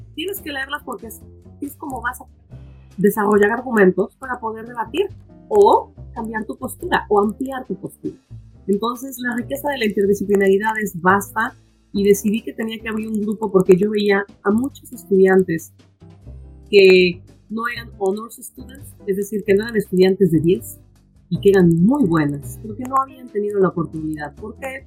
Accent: Puebla, Mexico; moved away as an adult; also born or lived in Canada; now in New York, United States; yo soy de Puebla, originaria de la ciudad de Puebla

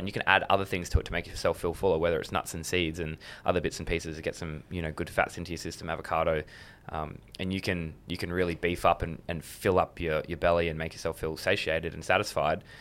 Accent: Adelaide, South Australia, Australia; also born or lived in Blue Mountains / Sydney; I was born in the Blue Mountains, and I lived in Sydney until I was eight years old. Moved to Adelaide

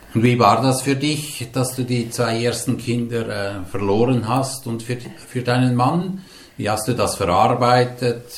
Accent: Hildisrieden, Lucerne, Switzerland; in meinen Geburtsort gekommen, nach Hildisrieden

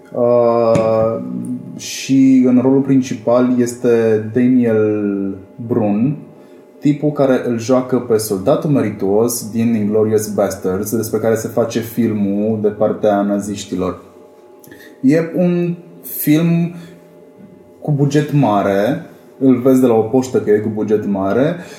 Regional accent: Cluj-Napoca, Cluj County, Romania; vin din Cluj

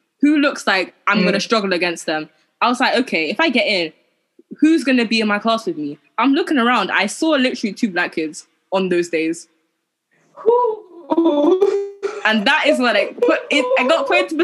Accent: London, United Kingdom; also born or lived in Hackney / Enfield; I grew up in, like, Tottenham area. Enfield area.

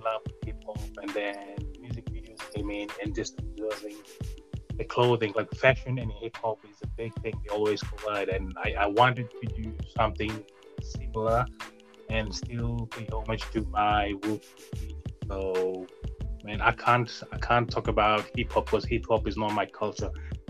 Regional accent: Lakemba, Eastern Division, Fiji; now in California, United States; Fiji Islander. I'm from the island of Lakemba, from the village of Tubo. Came here 3 years ago on a 3 weeks holiday. Plans have changed, and I've been here ever since, enjoying California.

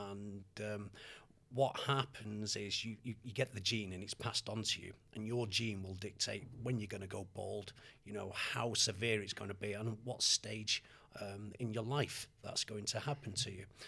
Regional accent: Manchester, North West England, United Kingdom; moved away as an adult; also born or lived in Australia / Canada / Los Angeles; I was born in Manchester and. Uh, when we were uh, six months old, the family moved to Australia for four and a half years

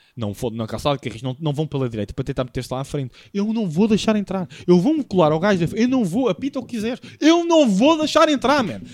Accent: Lisbon, Portugal; porque é da minha cidade

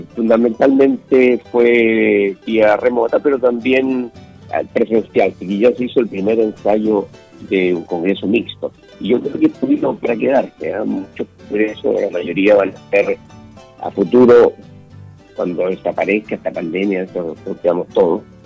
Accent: Chile

